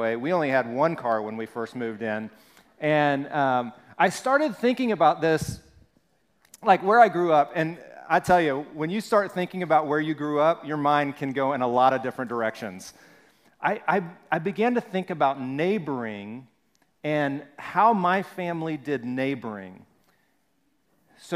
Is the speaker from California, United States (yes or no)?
no; Alabama, United States; 205, and I grew up in Alabama